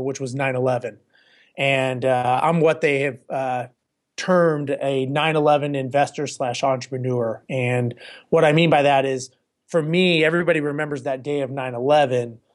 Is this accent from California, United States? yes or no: yes; Los Angeles, California, United States; now in Houston, United States; born and raised in Los Angeles